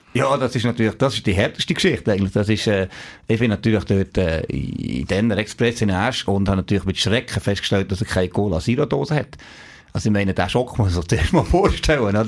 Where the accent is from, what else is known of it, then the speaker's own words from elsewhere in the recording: Neuchâtel, Switzerland; Ich komme aus, also aus Neuenburg, aus Sambles, so ein kleines Dorf neben Neuenburg.